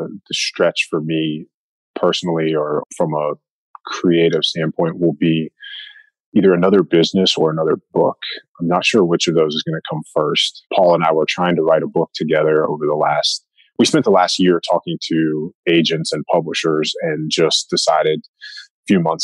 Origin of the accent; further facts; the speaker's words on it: East Coast, United States; I grew up hunting whitetails on the East Coast